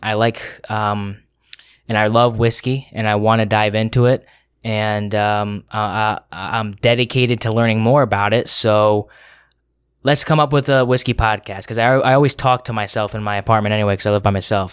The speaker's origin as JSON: {"language": "English", "region": "Connecticut", "country": "United States", "tie": "born or raised there", "moved": "as an adult", "lives_now": "Rhode Island, United States", "said": "I am born and raised in Connecticut"}